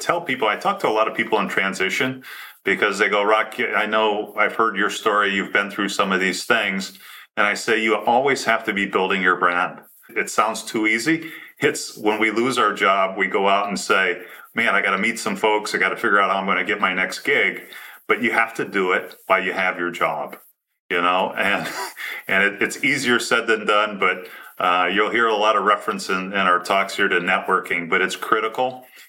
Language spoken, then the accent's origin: English; Michigan, United States; because I'm from Michigan and there was a basketball team that was the Fab Five.